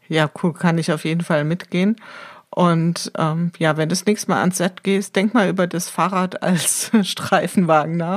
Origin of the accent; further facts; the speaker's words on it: Wiesbaden, Hesse, Germany; hier aus meiner Heimatstadt berichten. In Wiesbaden